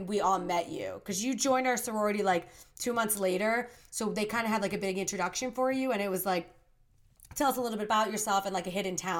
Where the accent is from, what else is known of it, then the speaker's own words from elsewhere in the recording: New Jersey, United States; also born or lived in Santiago, Chile; So I am from New Jersey. I'm actually originally born in Santiago, Chile, but I was adopted and now I'm living in New Jersey.